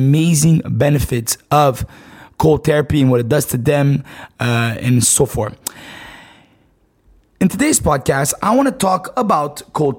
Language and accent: English; Montreal, Quebec, Canada; I'm from Canada, right? Montreal, Canada.